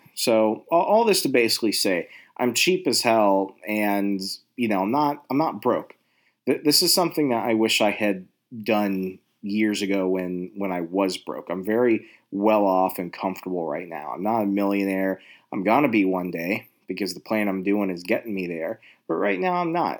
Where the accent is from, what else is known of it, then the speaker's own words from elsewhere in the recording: Virginia, United States; I'm from Virginia. I'm an East Coast